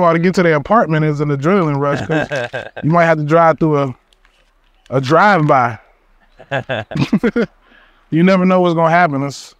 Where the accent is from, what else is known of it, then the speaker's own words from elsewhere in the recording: Georgia, United States; Yeah, bro. I grew up in Georgia.